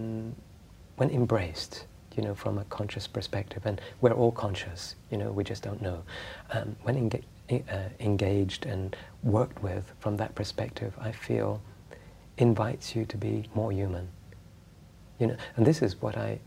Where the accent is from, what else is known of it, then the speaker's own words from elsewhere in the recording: Egypt; moved away; I grew up in Egypt and in places where suffering through poverty was much more obvious.